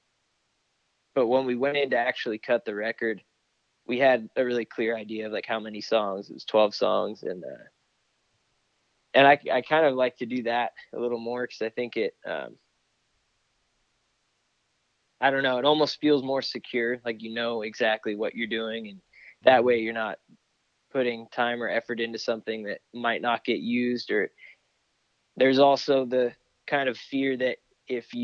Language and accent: English; California, United States; moved away as an adult; now in Austin, United States; growing up in California has made me who I am